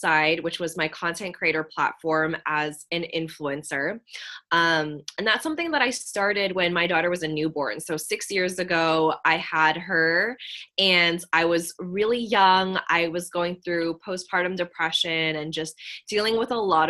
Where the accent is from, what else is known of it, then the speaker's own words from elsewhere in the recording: San Francisco Bay Area, California, United States; I grew up here where I still am in the San Francisco Bay Area